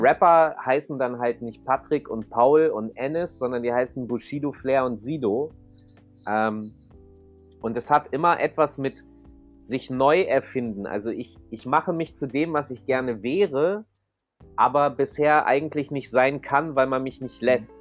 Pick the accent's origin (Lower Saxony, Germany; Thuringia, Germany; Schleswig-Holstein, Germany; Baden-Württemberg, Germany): Lower Saxony, Germany; Hanover; ich komme aus Hannover, da möchte eigentlich auch nicht so richtig jemand hinziehen. So, meine mhm. Mutter äh, konnte nicht äh, woanders mit mir hinziehen, es ging nichts. War, meine Mutter wohnt da auch immer noch. Und mhm. ähm, ich bin da halt aufgewachsen